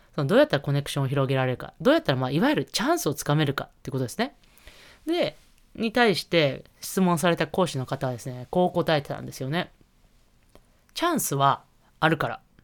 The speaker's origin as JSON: {"language": "Japanese", "region": "Niigata", "country": "Japan", "tie": "born or raised there", "said": "帝京長岡さんは、もう私の地元ですし"}